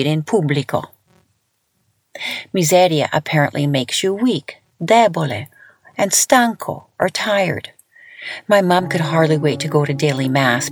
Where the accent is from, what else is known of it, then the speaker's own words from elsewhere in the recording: Lethbridge, Alberta, Canada; I grew up in Canada, and I thought I had it hard, living with four other siblings in a small little Italian household in Lethbridge, Alberta